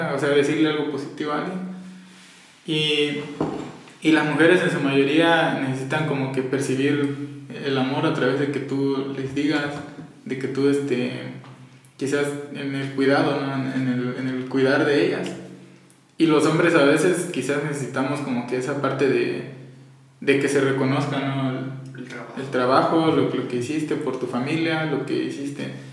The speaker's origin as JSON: {"language": "Spanish", "country": "Mexico", "said": "nuestra cultura como mexicanos"}